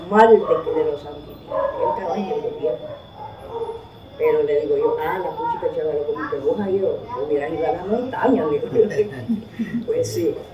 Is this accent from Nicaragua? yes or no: yes; Managua, Nicaragua; also born or lived in Las Minas, Nicaragua; nosotros somos de Quinea, pero yo soy criada en yo nací en las minas, porque mi papá era minero, pero yo nos creamos en Managua. Mi mamá era chinandegana, pero nosotros nos, sacó mi mamá del monte